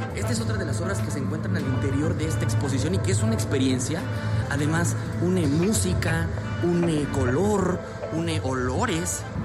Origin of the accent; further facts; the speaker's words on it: La Mamonita, Oaxaca, Mexico; soy de un lugar que se llama La Mamonita, Oaxaca